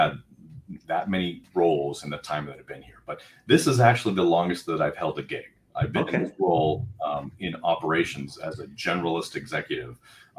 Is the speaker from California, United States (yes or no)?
yes; Northern California, United States; I grew up in Northern California and the water there is cold.